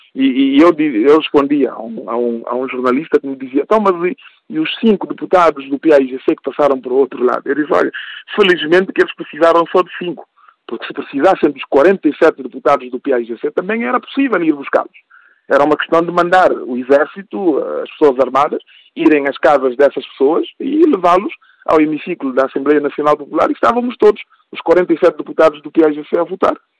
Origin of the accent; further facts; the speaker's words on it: Guinea-Bissau; eu sou guineense e o que me preocupa é o futuro do meu país